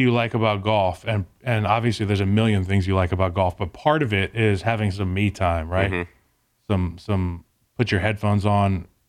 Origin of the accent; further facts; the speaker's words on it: United States; I'm a big American.